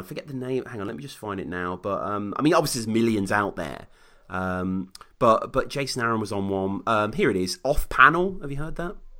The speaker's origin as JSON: {"language": "English", "country": "United Kingdom", "said": "this Brit over here"}